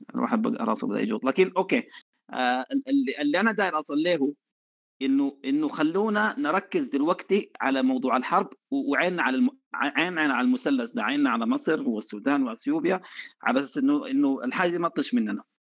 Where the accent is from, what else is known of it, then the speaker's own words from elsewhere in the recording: Sudan; عندنا في السودان